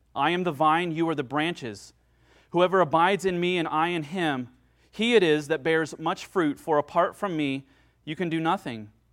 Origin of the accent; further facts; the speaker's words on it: United States; I'm an American